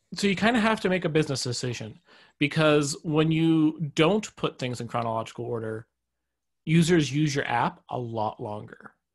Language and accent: English; Canada; I'm actually Canadian